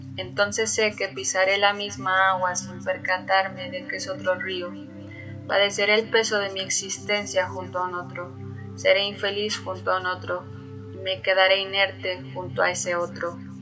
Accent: Mexico City, Mexico; soy de la Ciudad de México

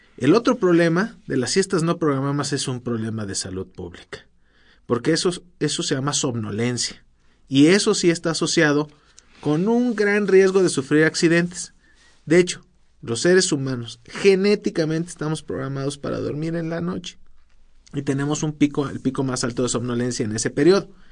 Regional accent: Mexico

